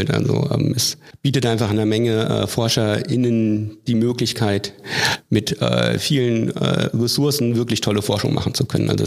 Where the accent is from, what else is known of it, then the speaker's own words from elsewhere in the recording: Hesse, Germany; born there; now in Hannover, Germany; Ich komme nicht aus Hannover, ich komme auch nicht aus Niedersachsen. Ich bin gebürtig aus Nordhessen.